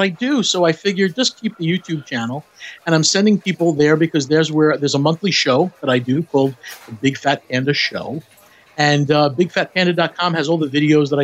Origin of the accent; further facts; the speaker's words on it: Long Island, New York, United States; now in Clermont, Florida, United States; I am originally from Long Island, New York, here in the United States